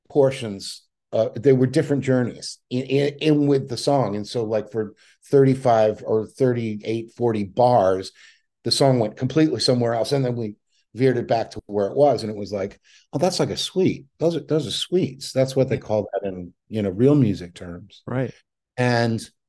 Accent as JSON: {"language": "English", "region": "Scotland", "country": "United Kingdom", "said": "But I'm Scottish, so that's com- comes completely natural to me."}